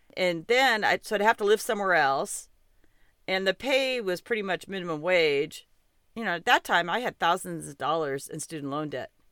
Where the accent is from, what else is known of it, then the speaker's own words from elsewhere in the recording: Montana, United States; I'm from Montana